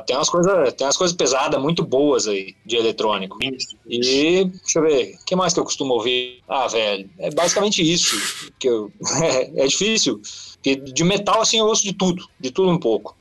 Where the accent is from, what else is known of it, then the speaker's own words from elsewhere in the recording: interior of Rio Grande do Sul, Brazil; Sou de cidade pequena, do interior do Rio Grande do Sul